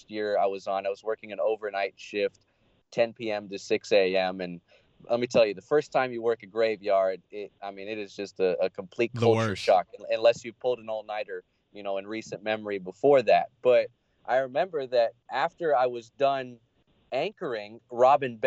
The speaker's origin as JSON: {"language": "English", "town": "Long Beach", "region": "California", "country": "United States", "tie": "born or raised there", "moved": "as an adult", "lives_now": "San Luis Obispo, United States", "said": "I'm born and raised in Long Beach"}